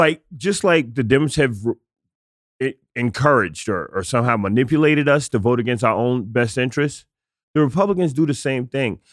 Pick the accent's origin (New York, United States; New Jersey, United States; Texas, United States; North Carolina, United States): New York, United States; New York City; I'm a kid from the South Bronx